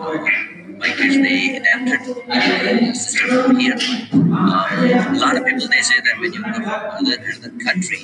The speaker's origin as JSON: {"language": "English", "country": "India", "moved": "as an adult", "lives_now": "New Jersey, United States", "said": "I'm basically from India"}